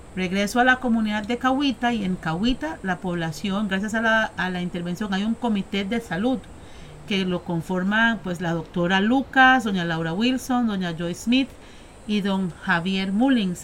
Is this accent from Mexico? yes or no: no; Costa Rica; como ticos que nosotros somos